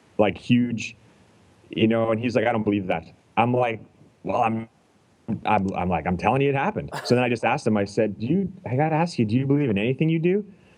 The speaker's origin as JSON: {"language": "English", "country": "Canada", "said": "I'm from Canada"}